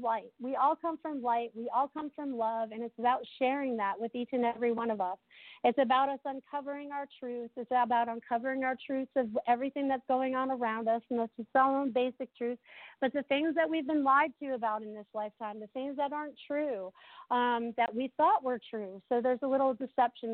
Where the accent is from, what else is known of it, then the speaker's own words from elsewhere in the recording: New England, United States; moved away as an adult; now in Sarasota, United States; I grew up in New England